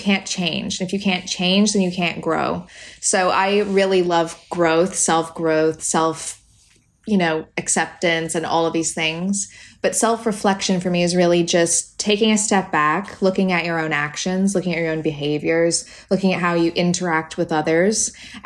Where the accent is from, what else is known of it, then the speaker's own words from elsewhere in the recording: Canada; moved away; And I'm Canadian, obviously. So I grew up in the woods